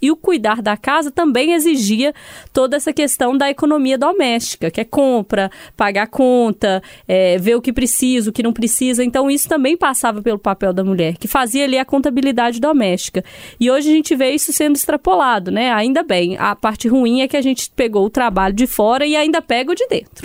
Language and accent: Portuguese; Sete Lagoas, Minas Gerais, Brazil; Eu sou de Sete Lagoas